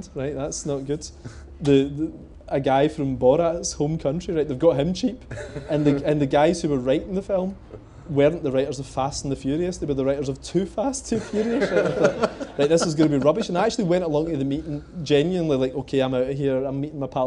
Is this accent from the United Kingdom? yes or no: yes; Coatbridge, Scotland, United Kingdom; I grew up in Cope Ridge